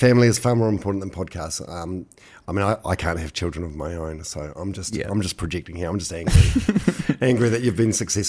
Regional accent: Manawatū-Whanganui, New Zealand; but I'm from Manawatu originally.

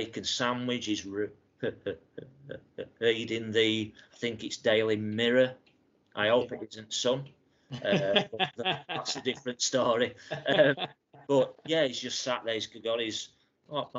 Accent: Barnsley, Yorkshire and the Humber, United Kingdom; my hometown of Barnsley

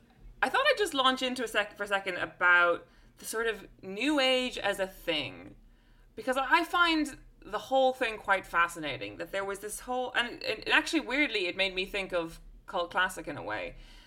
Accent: London, United Kingdom; As a Londoner, I know this feeling

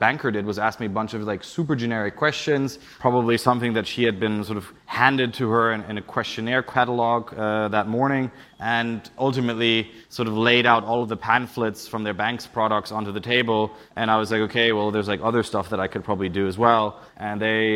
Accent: Berlin, Germany; moved away as an adult; also born or lived in Charlottesville, United States / Switzerland; now in United Kingdom; I'm originally from Berlin, but I always like to say I left when the city started getting cool, because I graduated from high school

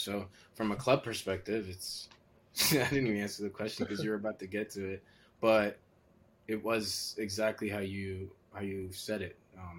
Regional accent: Maryland, United States; So growing up in Maryland, all you wanted to do was go and play there.

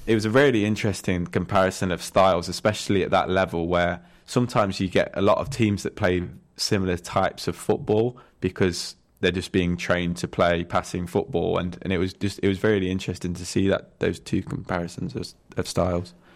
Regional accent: Nottingham, East Midlands, United Kingdom; I'm from Nottingham

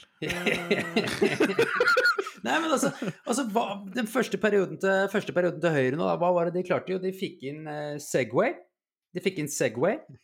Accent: Holmestrand, Vestfold, Norway; vi kommer fra Holmestrand begge to.

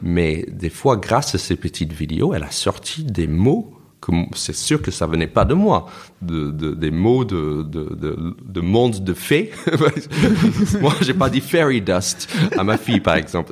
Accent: United States; first language English; French is a second language; moved away as an adult; also born or lived in New York / Toulouse; now in Paris, France; je me considère américain parce que je suis né, j'ai grandi là-bas

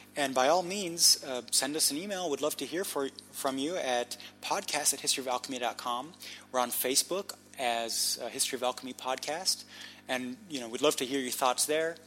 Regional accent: Munich, Bavaria, Germany; moved away; I grew up in Munich

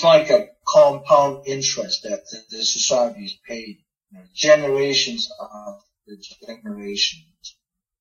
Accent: Myanmar; moved away; I'm from Burma

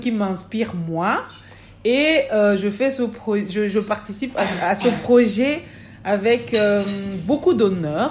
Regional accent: Cameroon; now in Belgium; Je viens du Cameroun. je suis en Belgique depuis 2000, décembre 2000.

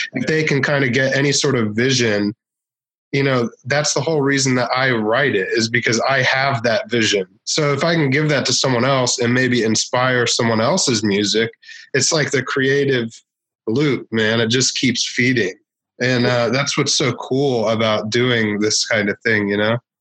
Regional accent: Northern Virginia, United States; now in Tokyo, Japan; I, am from um, Washington D.C. Okay. Actually, like Northern Virginia, right outside D.C.

